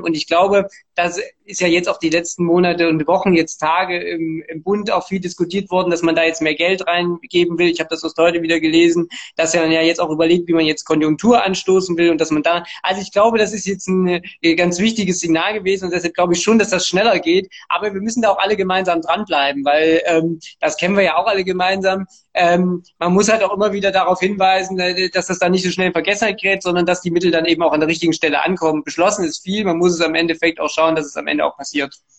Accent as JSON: {"language": "German", "town": "Erfurt", "region": "Thuringia", "country": "Germany", "tie": "born or raised there", "also_born_or_lived": "Gera", "said": "Ich bin in Gera geboren, allerdings in Erfurt aufgewachsen, hier auch zur Schule gegangen"}